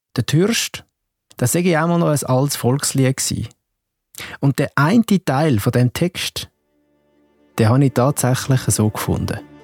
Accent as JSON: {"language": "German", "country": "Switzerland", "said": "bei uns in der Schweiz"}